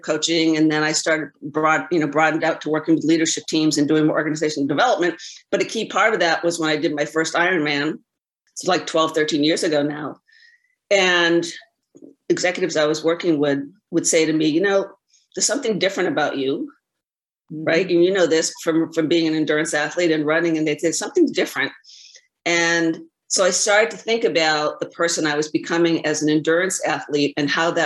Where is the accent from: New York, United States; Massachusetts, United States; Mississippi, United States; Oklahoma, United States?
Massachusetts, United States; Boston; moved away as an adult; now in California, United States; I'm from Boston.